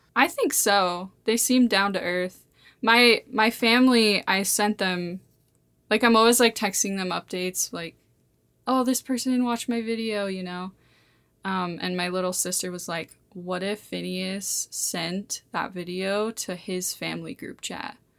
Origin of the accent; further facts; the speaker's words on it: Montana, United States; I've lived here my whole, my whole life.